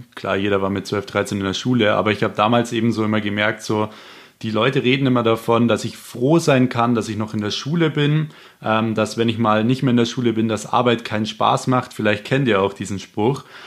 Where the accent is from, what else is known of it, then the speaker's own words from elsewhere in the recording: Munich, Bavaria, Germany; ich komme auch aus dem Raum München